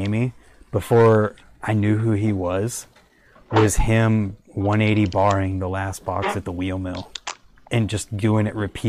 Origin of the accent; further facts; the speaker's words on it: Australia; I'm Australian.